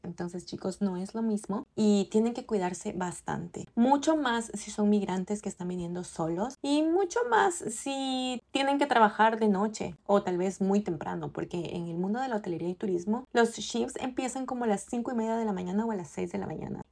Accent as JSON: {"language": "Spanish", "country": "Ecuador", "moved": "yes", "lives_now": "Canada", "said": "yo soy de Ecuador y no tenía una vida tan ocupada como la tengo acá en Canadá"}